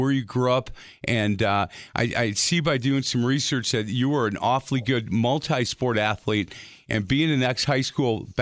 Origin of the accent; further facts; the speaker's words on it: Milwaukee, Wisconsin, United States; I'm a Milwaukee boy